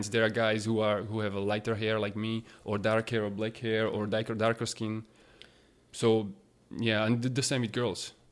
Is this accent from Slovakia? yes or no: yes; Slovakia; born or raised there; moved away as an adult; also born or lived in Australia